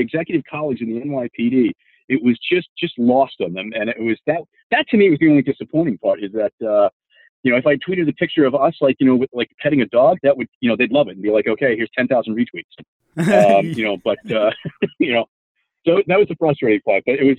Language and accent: English; New York, United States; as a New Yorker